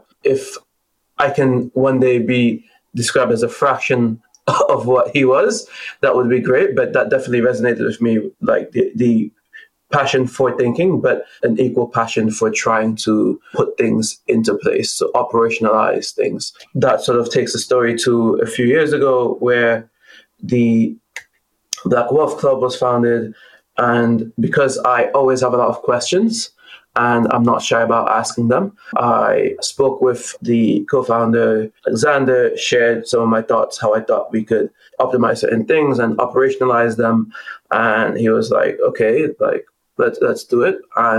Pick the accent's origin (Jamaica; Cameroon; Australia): Cameroon; also born or lived in Gabon / United States / England / Spain; now in Canada; I'm from Cameroon, born in Cameroon, then grew up in Cameroon, Gabon, the US, England, Spain briefly, and ended up in Canada, where I've spent a long time now.